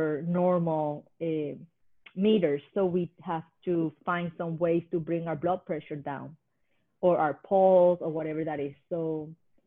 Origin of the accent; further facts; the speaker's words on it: Puerto Rico; now in Hawaii, United States; I was born in Puerto Rico